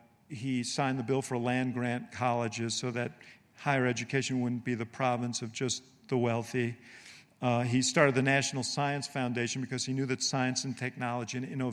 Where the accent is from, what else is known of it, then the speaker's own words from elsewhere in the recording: Illinois, United States; You know, I'm from Illinois, the land of Lincoln, and Lincoln deserves some applause too.